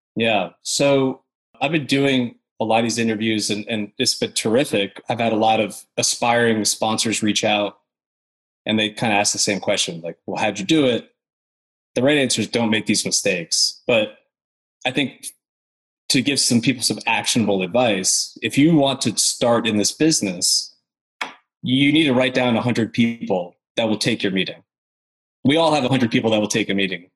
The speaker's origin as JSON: {"language": "English", "region": "upstate New York", "country": "United States", "moved": "yes", "lives_now": "Nashville, United States", "said": "So I'm from New York originally, from upstate New York, out in the country kind of close to Canada"}